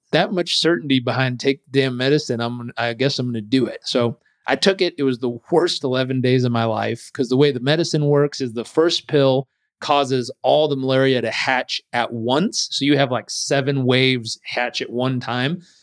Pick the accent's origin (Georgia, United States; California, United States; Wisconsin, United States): California, United States; Southern; I grew up in Southern California